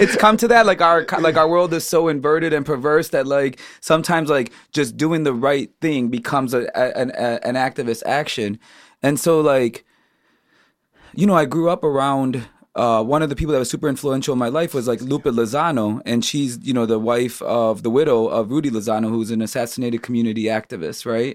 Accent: Chicago, Illinois, United States; I grew up on the South Side

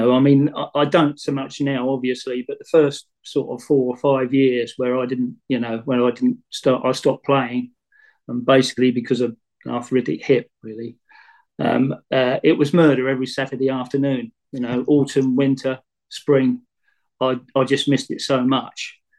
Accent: Farnham, South East England, United Kingdom; And I love Farnham as well, to be quite honest, in my hometown

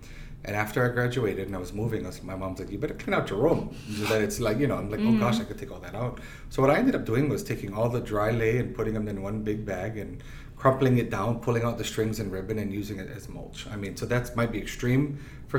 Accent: Ohio, United States; I'm from Ohio

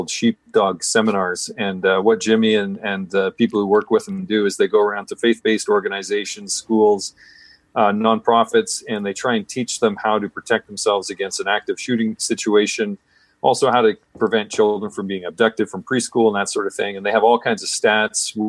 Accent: Canada; also born or lived in British Columbia; I'm Canadian

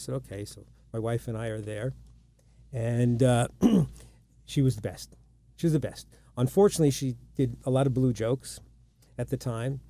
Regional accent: Long Island, New York, United States; You ever come to New York? Yeah, I'm from Long Island. My dad's out there. I'm there all the time.

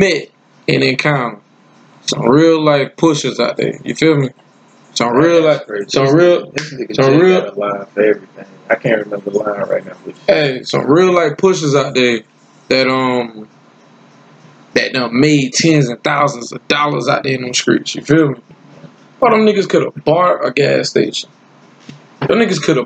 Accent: Lake City, South Carolina, United States; also born or lived in Newark, New Jersey; I'm from Lake City, South Carolina. But I was born and raised, I was born in Newark. But I was raised in South Carolina

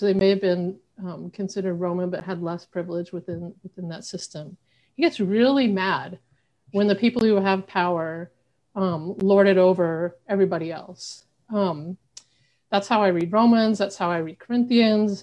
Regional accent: Arkansas, United States; also born or lived in Western United States; now in Buffalo, United States; I'm originally from Arkansas

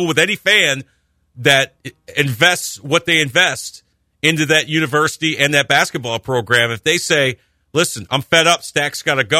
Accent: Upstate Central New York, United States; moved away; When you grow up outside of the New York metropolitan area, all my pro teams are New York City, but this was ours. Upstate Central New York, this is ours.

